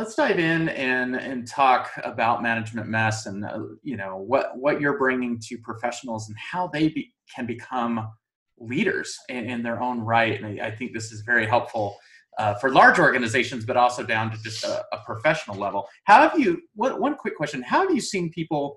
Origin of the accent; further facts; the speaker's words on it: New Mexico, United States; now in Utah, United States; I am from New Mexico